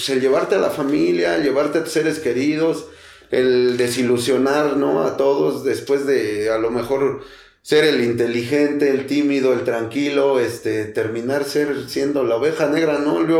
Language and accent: Spanish; Mexico City, Mexico; soy de Tepito, banda